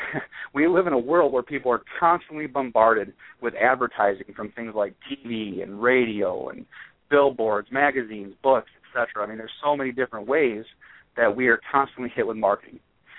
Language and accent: English; right outside of Chicago, northwest Indiana, United States; I grew up right outside of Chicago in northwest Indiana.